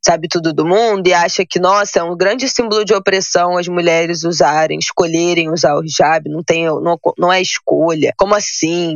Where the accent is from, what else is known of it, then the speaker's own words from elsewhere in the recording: Brazil; como brasileira